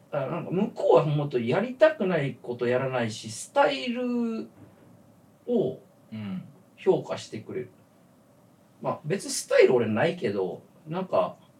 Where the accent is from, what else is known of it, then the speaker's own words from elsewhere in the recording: Kyoto, Japan; now in Tokyo, Japan; 俺が京都から来た